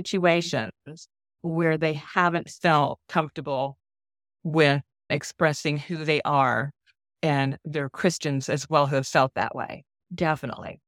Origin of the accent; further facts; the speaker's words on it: Orlando, Florida, United States; I am from Orlando, Florida. My husband and I have been here for most of our lives because both of us are Air Force brats